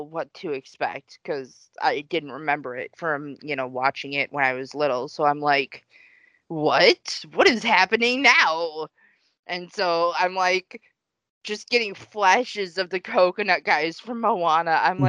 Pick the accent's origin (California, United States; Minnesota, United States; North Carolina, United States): Minnesota, United States; Richfield; born or raised there